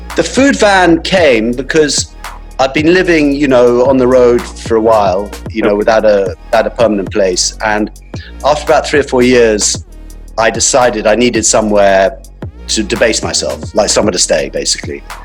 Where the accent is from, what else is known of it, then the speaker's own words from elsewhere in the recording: England, United Kingdom; also born or lived in Johannesburg, South Africa; now in London, United Kingdom; we came over, my family then moved back to England